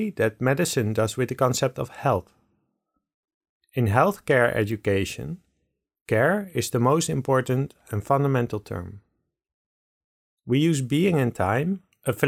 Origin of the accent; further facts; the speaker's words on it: Netherlands; I'm a Dutch person in Holland